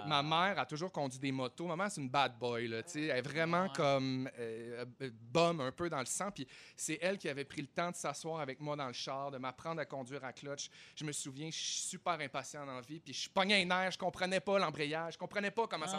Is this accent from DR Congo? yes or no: no; Chicoutimi, Quebec, Canada; moved away; moi, je viens de Chicoutimi.